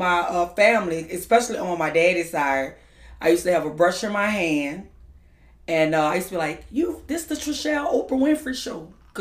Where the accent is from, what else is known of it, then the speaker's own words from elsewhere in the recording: New Orleans, Louisiana, United States; I am from the Sixth Ward, the Treme area, where they have all the second lines and stuff